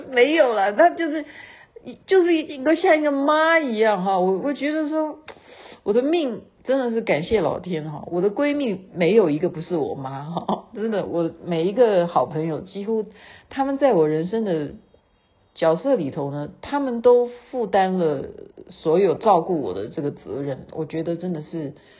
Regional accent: Taiwan; 我是台湾来的，我也是制作人

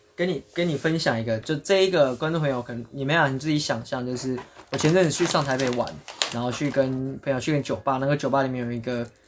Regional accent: Japan; 我们日本人

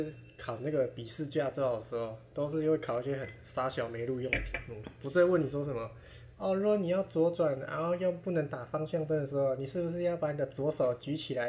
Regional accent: Hsinchu, Taiwan; now in Taipei, Taiwan; 我们就是新竹新竹长大嘛，啊，你知道新竹的路就是那种很大嘛，很宽嘛，啊也没什么车，

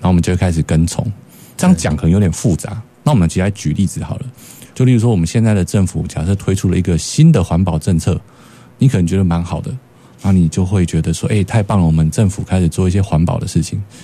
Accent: Taiwan; 我们台湾人

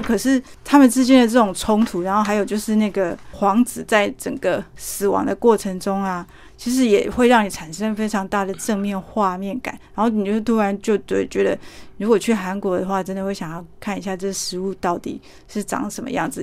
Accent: Taiwan; 我们台湾人

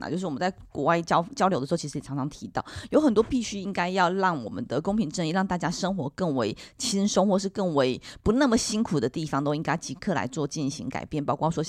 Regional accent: Miaoli County, Taiwan; now in Taipei, Taiwan; 我自己的经验是我当我从苗栗搬到台北的时候，其实花了一段时间才适应台北的交通

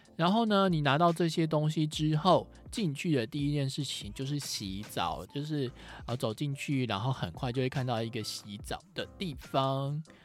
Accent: Taiwan; 我是台湾来的

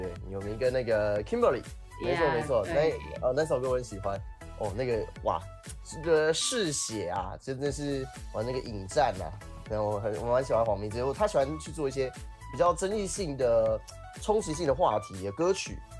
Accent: Taiwan; 来自台湾。

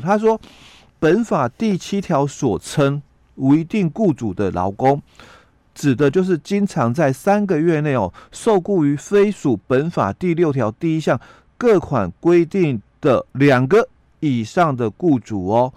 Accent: Yilan County, Taiwan; 在我们宜兰这边

